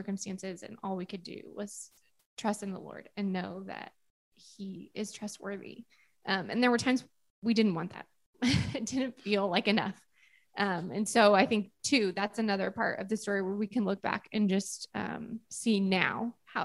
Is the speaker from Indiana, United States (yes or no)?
yes; Southern Indiana, United States; I grew up in Southern Indiana